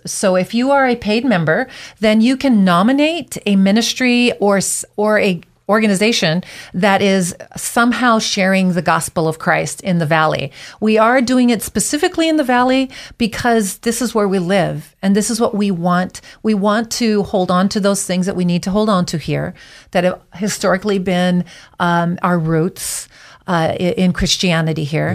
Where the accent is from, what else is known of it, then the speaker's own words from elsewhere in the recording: Big Island of Hawaii, United States; moved away as an adult; also born or lived in Twin Falls, Idaho; now in Boise, United States; I was born and raised on the Big Island of Hawaii